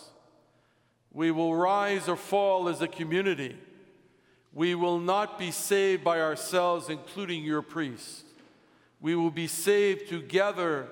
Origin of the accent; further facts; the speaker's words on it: United States; As an American